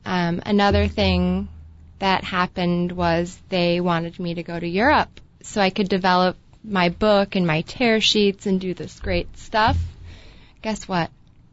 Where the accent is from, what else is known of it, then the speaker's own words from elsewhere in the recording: Columbus, Ohio, United States; Columbus, Ohio. Go Buckeyes.